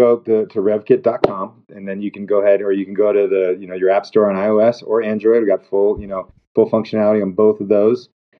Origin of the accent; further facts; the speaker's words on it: Durango, Colorado, United States; I grew up down in Durango, Colorado